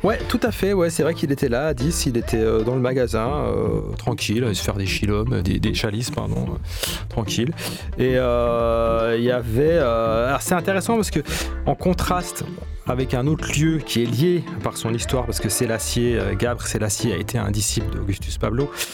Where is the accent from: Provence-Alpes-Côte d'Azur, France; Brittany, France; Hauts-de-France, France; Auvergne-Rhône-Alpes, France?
Provence-Alpes-Côte d'Azur, France; Marseille; je suis arrivé en tant que Marseillais en fait à, Kingston